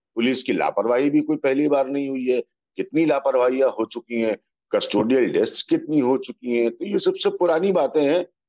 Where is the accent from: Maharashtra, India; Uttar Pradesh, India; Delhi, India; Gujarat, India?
Uttar Pradesh, India; मैं उत्तर प्रदेश का रहने वाला हूँ